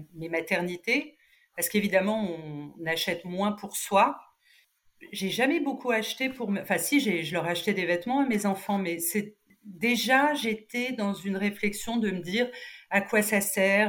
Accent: Cannes, Provence-Alpes-Côte d'Azur, France; moved away as an adult; also born or lived in Nice; now in Paris, France; je, suis canoise

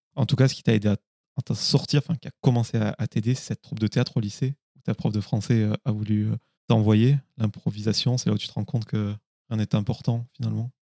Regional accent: Carcassonne, Occitania, France; je suis de Carcassonne entre Toulouse et ah Montpellier

